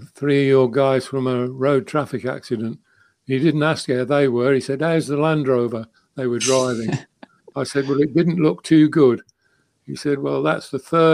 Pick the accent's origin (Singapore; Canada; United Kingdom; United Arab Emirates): United Kingdom; being British